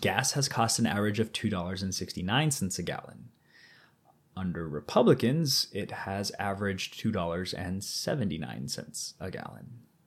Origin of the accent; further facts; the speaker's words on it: Missouri, United States; we're both from Missouri